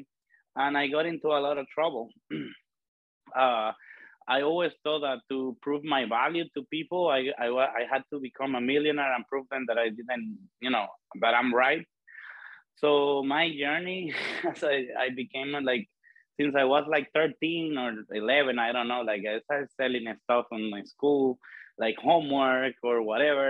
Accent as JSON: {"language": "English", "country": "Dominican Republic", "tie": "born or raised there", "said": "I was born and raised in the Dominican Republic"}